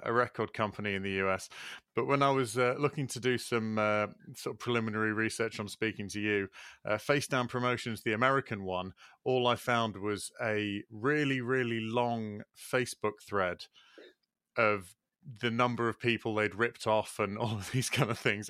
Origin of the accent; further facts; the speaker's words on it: Leeds, Yorkshire and the Humber, United Kingdom; growing up in Leeds